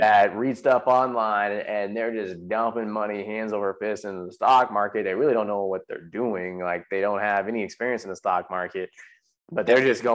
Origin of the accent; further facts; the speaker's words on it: San Jose, California, United States; moved away as an adult; now in Texas, United States; I grew up in San Jose